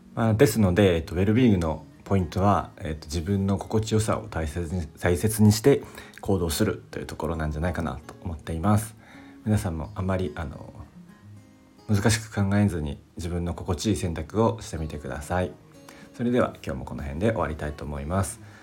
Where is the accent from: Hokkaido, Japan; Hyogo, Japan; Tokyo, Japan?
Hyogo, Japan; Kobe; also born or lived in Kanagawa / Okinawa; now in Miyagi, Japan; 僕あの出身は、え神戸市